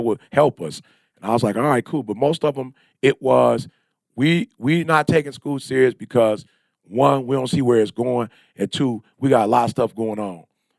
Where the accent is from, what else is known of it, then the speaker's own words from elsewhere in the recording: Detroit, Michigan, United States; I'm from Detroit. We read 21 books a year. I'm from Detroit. We write books.